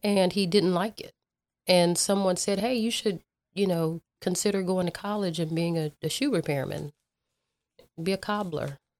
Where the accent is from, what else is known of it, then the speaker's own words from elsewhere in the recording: Dallas, Texas, United States; I grew up in South Oak Cliff